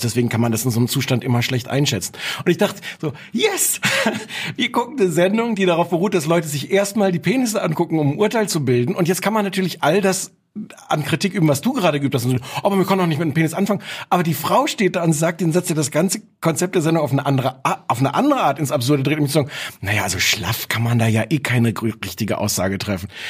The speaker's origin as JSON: {"language": "German", "town": "Osnabrück", "region": "Lower Saxony", "country": "Germany", "said": "ich komme aus Osnabrück, da hört man dann den NDR"}